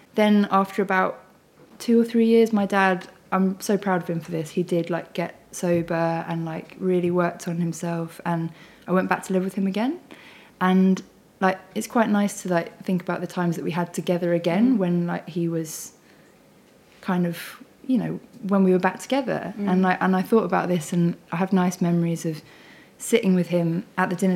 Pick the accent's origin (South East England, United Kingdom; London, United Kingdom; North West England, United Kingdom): London, United Kingdom; I grew up in Wandsworth.